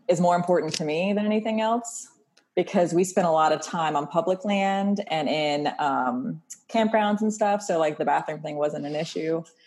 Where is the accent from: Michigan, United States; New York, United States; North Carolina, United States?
North Carolina, United States; Wilmington; moved away as an adult; also born or lived in Los Angeles / Maui; Born and raised in Wilmington, North Carolina.